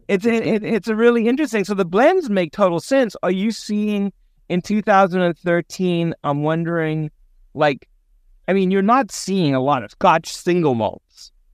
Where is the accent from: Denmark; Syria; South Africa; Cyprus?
South Africa; moved away; me growing up in South Africa